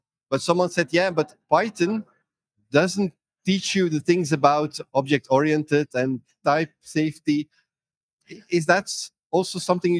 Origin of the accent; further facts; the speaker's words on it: Belgium; Because, like in Belgium, I'm from Belgium